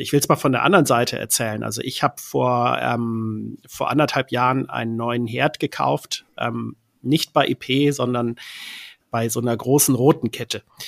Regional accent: Hamburg, Germany; ich komme aus Hamburg

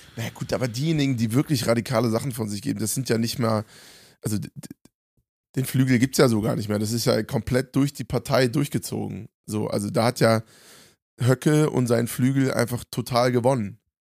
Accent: Germany; in meinem Heimatland

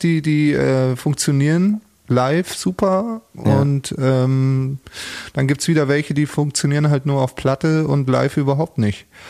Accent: Munich, Bavaria, Germany; es war für mich als Münchner

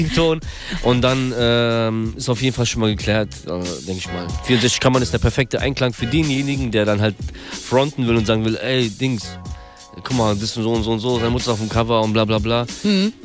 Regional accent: Darmstadt, Hesse, Germany; also born or lived in Kyiv, Ukraine / Frankfurt; geboren in der Ukraine, in Kiew 1988, komme aus Darmstadt

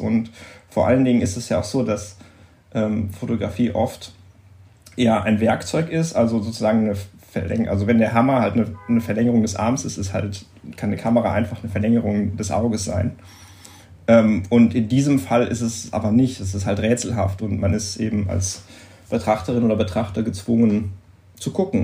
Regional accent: Oberhausen, North Rhine-Westphalia, Germany; moved away as an adult; now in Düsseldorf, Germany; ich komme gebürtig aus Oberhausen. Das ist nicht so weit weg

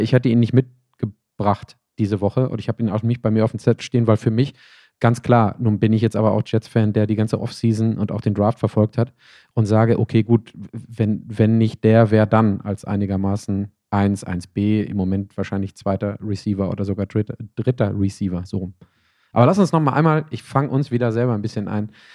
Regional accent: Bochum, North Rhine-Westphalia, Germany; moved away; zu Hause ähm, in meiner Heimat in Bochum

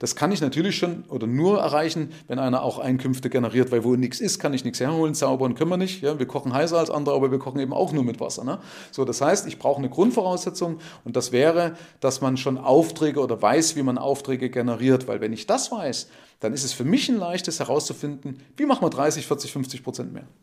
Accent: East Germany, Germany; Also ich bin 53, also Baujahr 1970. Ich komme aus dem Nahen

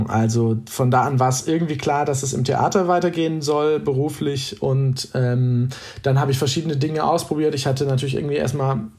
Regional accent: North Rhine-Westphalia, Germany; Damals war ich in Essen, wie gesagt, ein Kind des Ruhrgebiets, an der Oper viel unterwegs

